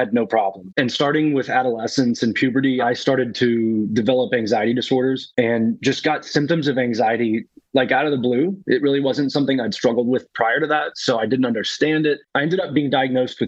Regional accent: Lexington, Kentucky, United States; I'm born and raised in Lexington, Kentucky. It's where I am right now.

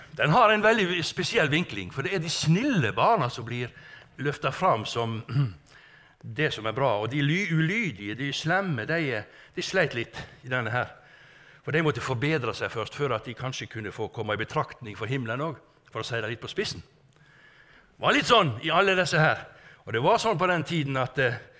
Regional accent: Strilelandet, Vestland, Norway; ute fra Strilelandet, der jeg kommer ifra

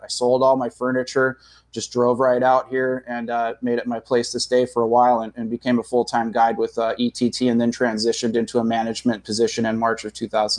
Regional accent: San Diego, California, United States; now in Norman, United States; I say I'm originally from San Diego

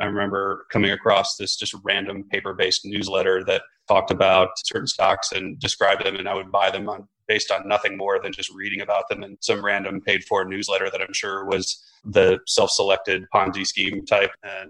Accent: Omaha, Nebraska, United States; So I'm from Omaha, Nebraska, which doesn't really matter much to the story

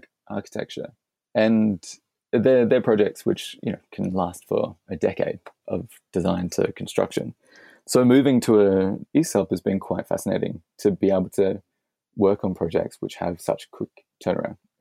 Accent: Adelaide, South Australia, Australia; Adelaide, which is my hometown

